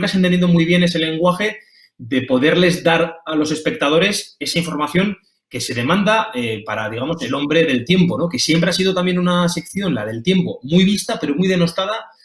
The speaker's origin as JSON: {"language": "Spanish", "town": "Pamplona", "region": "Navarre", "country": "Spain", "said": "los dos somos, somos navarros, somos de Iruña"}